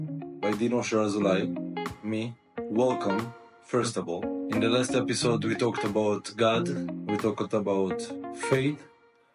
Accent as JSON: {"language": "English", "country": "Israel", "also_born_or_lived": "United States / Thailand", "moved": "as an adult", "lives_now": "Philippines", "said": "I'm from Israel"}